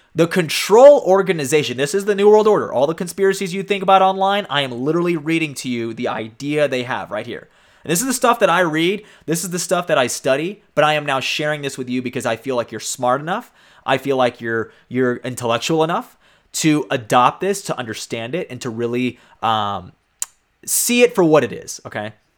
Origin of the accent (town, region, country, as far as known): United States